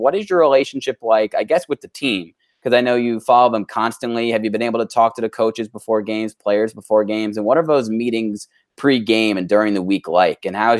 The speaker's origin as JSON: {"language": "English", "town": "New Canaan", "region": "Connecticut", "country": "United States", "said": "we're from New Canaan"}